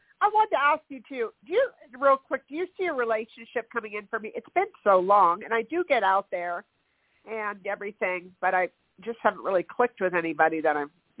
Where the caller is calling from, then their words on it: California, United States; I've been in California.